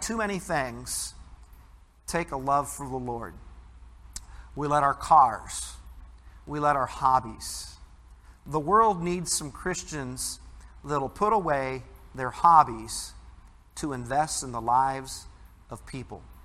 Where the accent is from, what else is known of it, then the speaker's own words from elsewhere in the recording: Midwest, United States; growing up in the Midwest